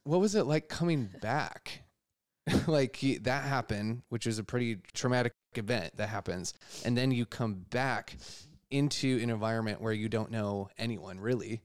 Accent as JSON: {"language": "English", "region": "Wisconsin", "country": "United States", "moved": "yes", "lives_now": "New York, United States", "said": "I'm from Wisconsin originally"}